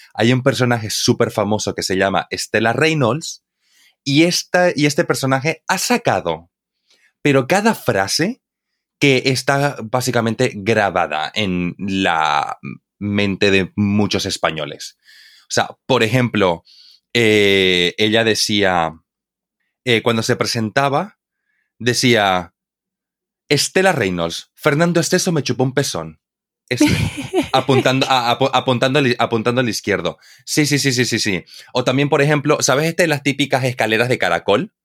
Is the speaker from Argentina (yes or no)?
no; Santa Cruz de la Sierra, Santa Cruz, Bolivia; Santa Cruz, de la Sierra, de donde yo soy en Bolivia, tenemos unos diminutivos exclusivos de, nuestra, de nuestro dialecto